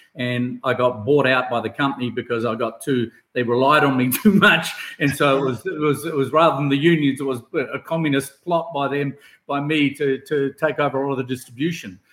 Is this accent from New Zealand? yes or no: yes; New Zealand; from New Zealand, from my home country